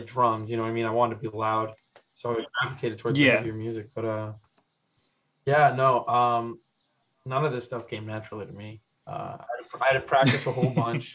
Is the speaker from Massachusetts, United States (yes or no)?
yes; Massachusetts, United States; now in Philadelphia, United States; I'm from Massachusetts. So like a Lowell, Boston sort of bit